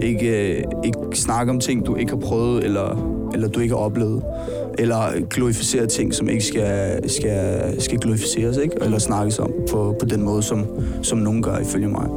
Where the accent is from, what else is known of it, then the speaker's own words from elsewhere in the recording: Roskilde, Zealand, Denmark; jeg er fra Roskilde her på Sjælland